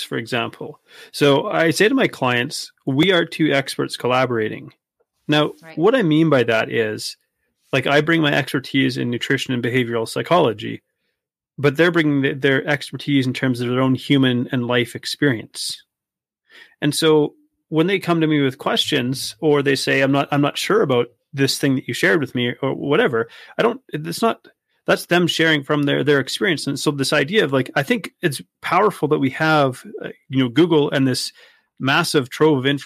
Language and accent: English; Canada; Growing up in Canada